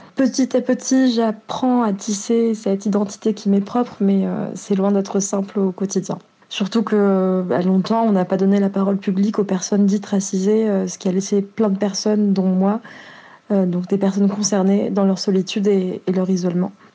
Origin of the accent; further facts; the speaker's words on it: France; also born or lived in Marseille; Je suis d'origine marocaine et je suis la première de ma famille à être née en France.